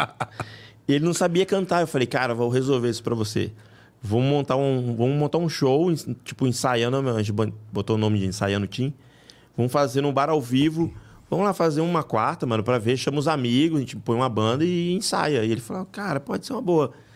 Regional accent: Rio de Janeiro, Brazil; moved away as an adult; also born or lived in Bahia; now in São Paulo, Brazil; eu sou baiano. É, eu fui criado no Rio, mas moro aqui já desde 2000

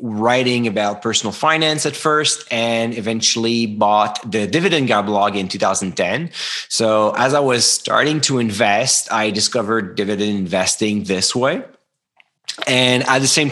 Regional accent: Canada; English is a second language; I'm French Canadian

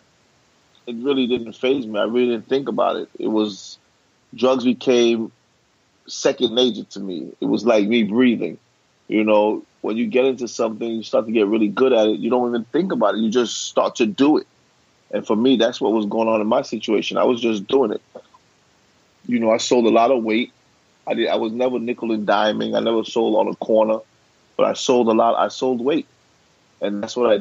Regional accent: New York City, New York, United States; I was born and raised in Brooklyn.

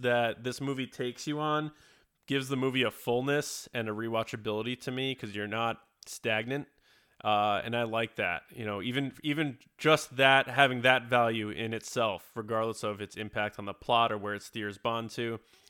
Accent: United States; me as an American

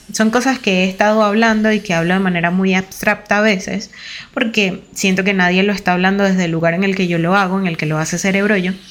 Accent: Venezuela; Venezuela, que es de donde yo soy

